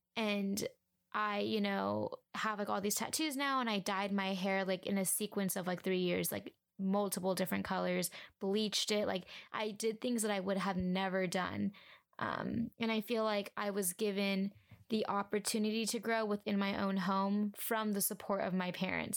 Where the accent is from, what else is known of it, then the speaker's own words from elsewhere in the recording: Huntington Beach, California, United States; I grew up in Huntington Beach, California